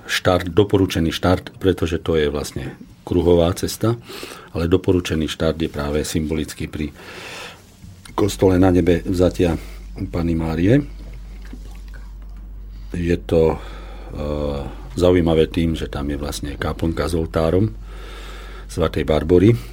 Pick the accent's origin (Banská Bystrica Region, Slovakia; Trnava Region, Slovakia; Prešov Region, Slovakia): Banská Bystrica Region, Slovakia; Kremnica; ja ako rodák z Kremnice som hrdý na toto miesto